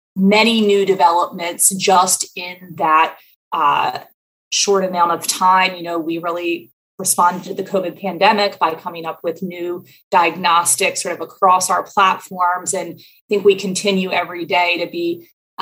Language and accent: English; Baltimore, Maryland, United States; moved away as an adult; also born or lived in Washington, D.C. / Arlington, Virginia / Philadelphia; I am from Baltimore, Maryland. I was born here 30 some years ago